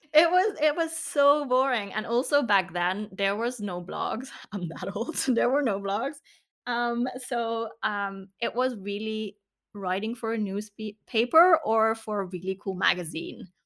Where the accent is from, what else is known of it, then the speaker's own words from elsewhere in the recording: south of the Netherlands, Netherlands; I grew up in the south of the Netherlands